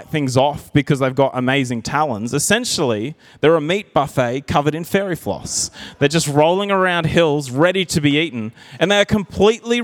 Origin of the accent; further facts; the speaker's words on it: Narrandera, New South Wales, Australia; I grew up in Narandra, and we had a little bit of property there.